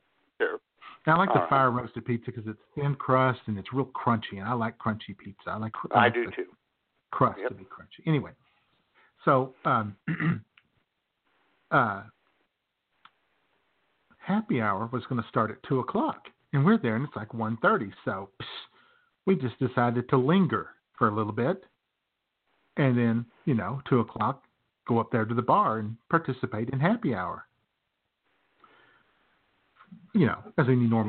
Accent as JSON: {"language": "English", "region": "Arkansas", "country": "United States", "said": "I'm from Arkansas."}